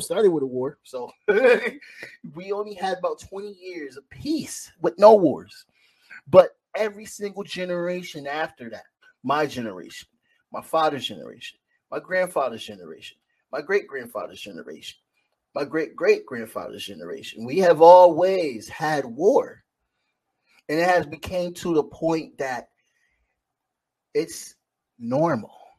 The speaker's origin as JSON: {"language": "English", "country": "United States", "said": "as an American"}